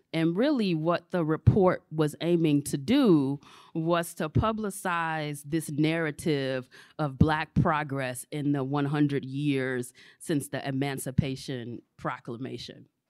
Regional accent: Chicago, Illinois, United States; moved away; I'm originally from Chicago

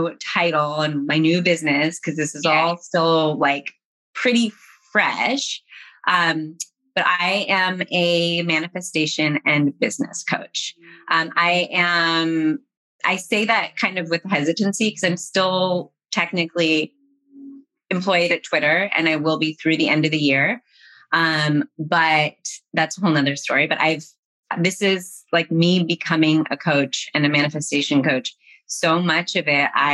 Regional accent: Colorado, United States; moved away; also born or lived in Bay Area / Los Angeles; I was in the Bay Area and I'm from Colorado

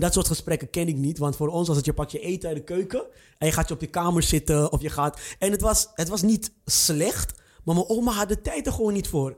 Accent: Amsterdam, North Holland, Netherlands; moved away as an adult; also born or lived in IJburg; now in Almere, Netherlands; Ik kom uit Amsterdam

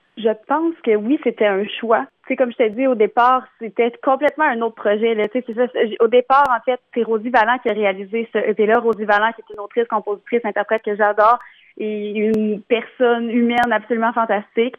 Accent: Bas-Saint-Laurent, Quebec, Canada; je viens euh, du Bas-Saint-Laurent

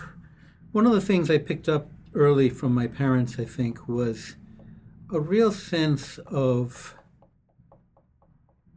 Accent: Puerto Rico; now in Minneapolis, United States; the farm I grew up on in Puerto Rico

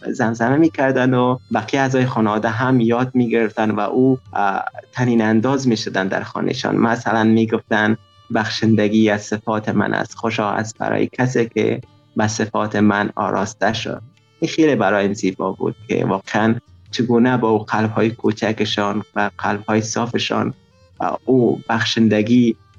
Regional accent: Afghanistan; now in Tajikistan; 21 سال سن دارم اهل افغانستان فعلا همچون مهاجر در تاجیکستان زندگی میکنیم

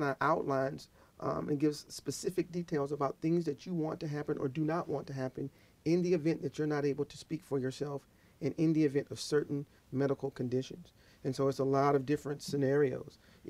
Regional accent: the South, United States; I'm from the South. Fried foods.

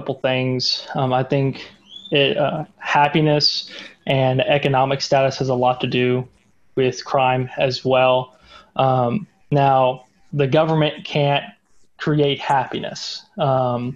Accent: Brentwood, Tennessee, United States; now in Clarksville, United States; I grew up down in the Brentwood area

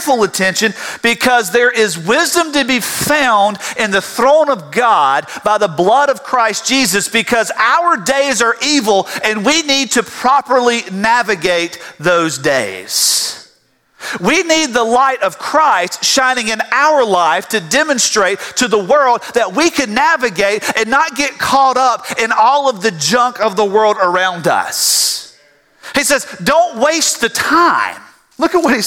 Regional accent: South Georgia, United States; growing up in South Georgia on a farm

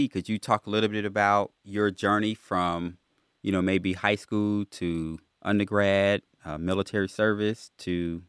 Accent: Midwest, United States; growing up in growing up in the Midwest.

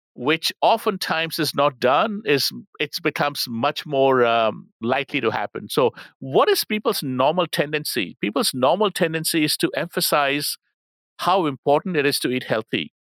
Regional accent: India; moved away; I'm from India

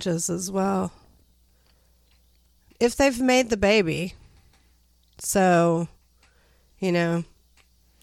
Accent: United States; I am an American

